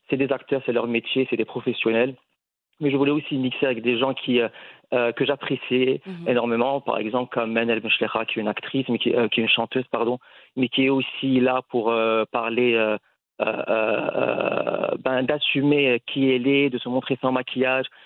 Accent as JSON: {"language": "French", "town": "Casablanca", "region": "Casablanca-Settat", "country": "Morocco", "tie": "born or raised there", "moved": "as an adult", "said": "déjà, c'est un mot avec lequel on a tous grandi en tant que Marocain. Moi, j'ai grandi à Casablanca"}